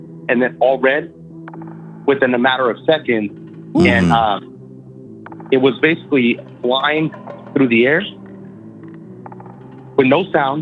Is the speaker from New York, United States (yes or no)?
no; Los Angeles, California, United States; also born or lived in Upland, California; now in Houston, United States; I'm originally from California, Los Angeles, but I'm residing in Houston, Texas.